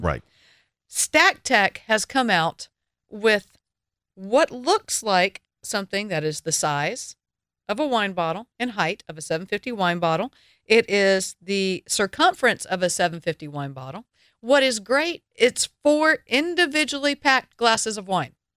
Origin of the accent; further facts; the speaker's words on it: the South, United States; I am from the South.